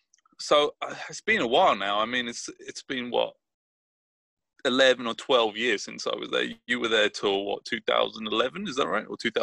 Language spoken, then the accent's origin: English; Brighton, South East England, United Kingdom; now in Richmond, United States